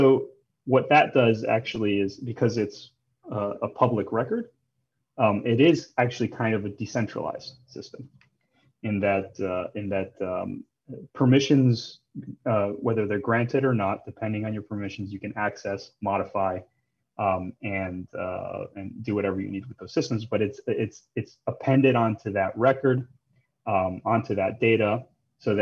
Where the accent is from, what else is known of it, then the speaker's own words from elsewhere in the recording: Chicago, Illinois, United States; moved away as an adult; also born or lived in Ecuador / Tokyo; I was born and raised in Chicago